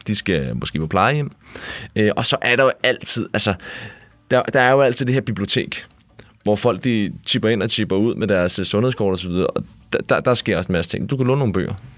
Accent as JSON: {"language": "Danish", "area": "Furesø Municipality", "region": "Capital Region of Denmark", "country": "Denmark", "said": "jeg kommer jo fra Furesø Kommune"}